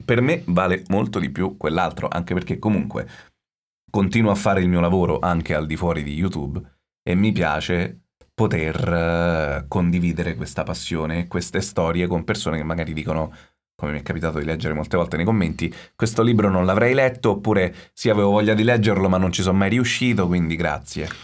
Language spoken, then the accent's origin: Italian; Rome, Lazio, Italy; sono romano